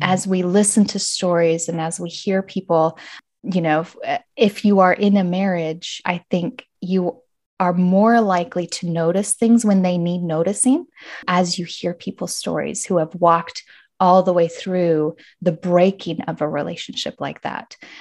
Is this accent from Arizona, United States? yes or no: yes; Arizona, United States; moved away as an adult; But I am back in my home state of Arizona